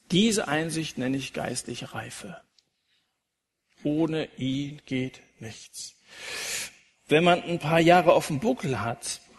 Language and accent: German; Dillenburg, Hesse, Germany; Ich liebe meine Heimatstadt Dillenburg.